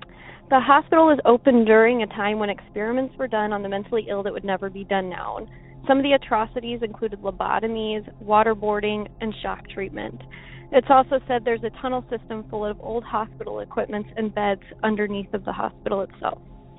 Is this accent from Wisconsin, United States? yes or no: no; Pekin, Illinois, United States; And my hometown of Pekin actually had a story about one of these patients.